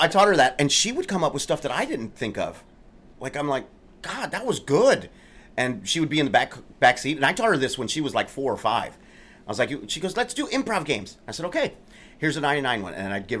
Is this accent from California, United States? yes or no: no; Immokalee, Florida, United States; moved away; my hometown. Which is? Immokalee, Florida. It's a small migrant farm working community. Very poor.